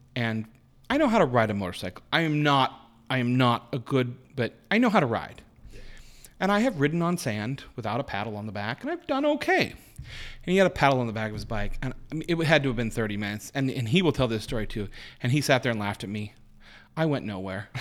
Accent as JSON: {"language": "English", "town": "Spokane", "region": "Washington", "country": "United States", "tie": "born or raised there", "said": "outside of Spokane, outside my hometown."}